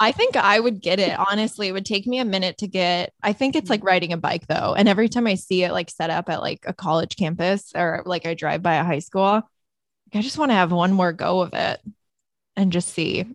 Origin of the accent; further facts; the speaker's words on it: Chesterton, Indiana, United States; moved away; my hometown newspaper actually the chesterton tribune